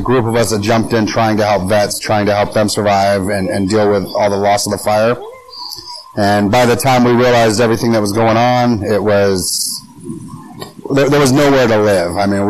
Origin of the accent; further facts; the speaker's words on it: California, United States; now in South Carolina, United States; And no, we've had no issues with anybody because we're from California.